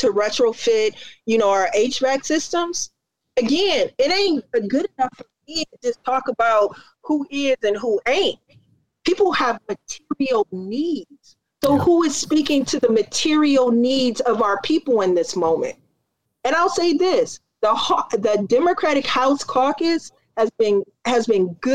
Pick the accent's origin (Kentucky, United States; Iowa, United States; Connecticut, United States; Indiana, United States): Indiana, United States; now in Chicago, United States; I grew up in Indiana